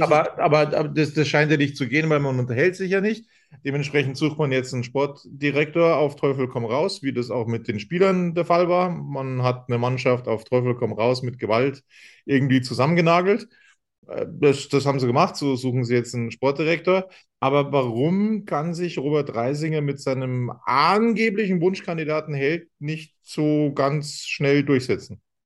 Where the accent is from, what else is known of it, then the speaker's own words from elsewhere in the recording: Munich, Bavaria, Germany; wo ich herkomme. Ich habe gesagt, ich bin aus München